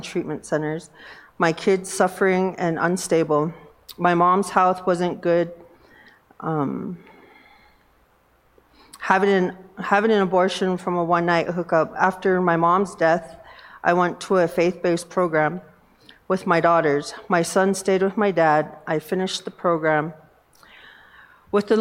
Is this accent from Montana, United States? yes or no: yes; Northern Cheyenne Reservation, Montana, United States; I'm from the Northern Cheyenne Reservation